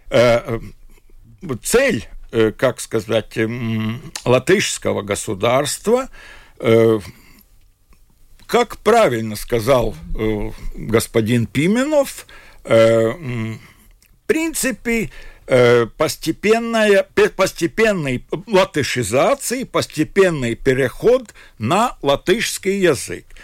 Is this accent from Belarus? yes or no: no; Latvia; Хотя бы он такой же, э, ну, как я говорю, латыш, как и я.